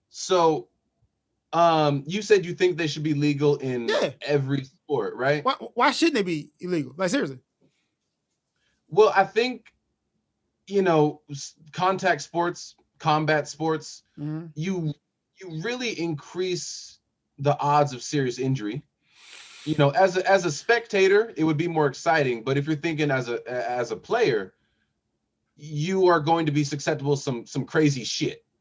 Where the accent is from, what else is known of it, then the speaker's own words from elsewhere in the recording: Seattle, Washington, United States; I'm from Seattle area